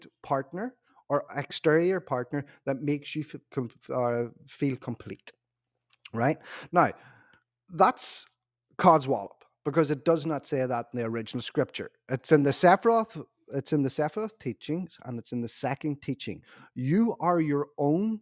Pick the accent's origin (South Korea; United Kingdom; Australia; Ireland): Ireland; I'm also Irish